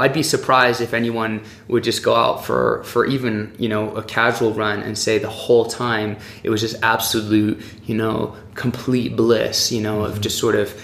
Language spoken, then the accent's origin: English; France; moved away as an adult; also born or lived in Oxford, England / Durango, Colorado; now in United States; I grew up in France. My parents moved to France when I was 6 years old